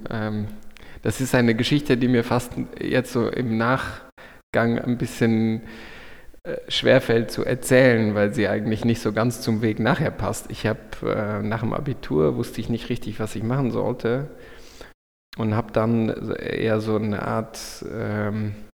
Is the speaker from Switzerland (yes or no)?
no; Luxembourg; dann hat mich, äh, mich und meine Familie uns zurück nach Luxemburg in mein, mein Heimatland geführt und jetzt arbeite ich hier an einer großen Klinik